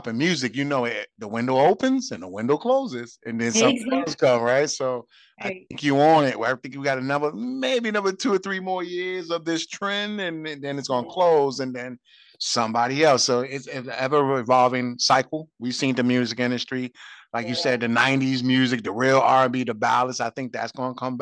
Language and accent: English; New York City, New York, United States; I'm from Brooklyn as well